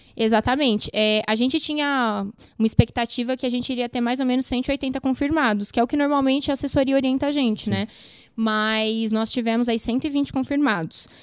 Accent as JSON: {"language": "Portuguese", "country": "Brazil", "said": "como bons brasileiros"}